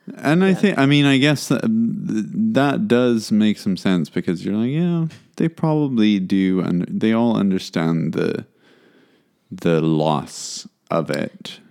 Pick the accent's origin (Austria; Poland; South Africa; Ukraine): South Africa; as a South African